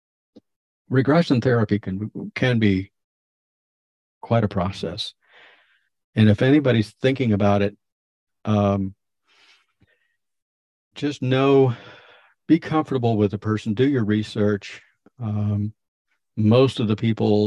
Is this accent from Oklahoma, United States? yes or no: no; Florida, United States; moved away as an adult; also born or lived in Maine; I was moved out of Florida, my home state, and I was up in Maine living with Kenny